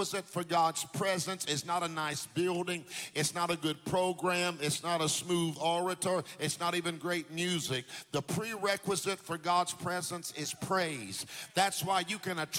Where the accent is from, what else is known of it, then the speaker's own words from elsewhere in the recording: Jacksonville, Florida, United States; We used to live in Jacksonville. I went to Andrew Jackson. We lived there on Pearl Street